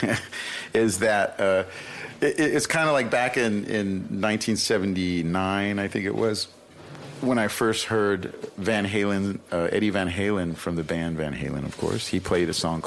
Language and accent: English; Santa Monica, California, United States; it's where I grew up surfing and skateboarding and all that kind of stuff that you do when you grow up in Southern California